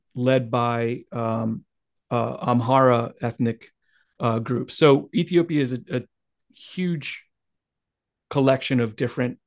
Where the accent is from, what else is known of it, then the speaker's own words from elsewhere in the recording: Midwest America, United States; as an American, white male American growing up in Midwest America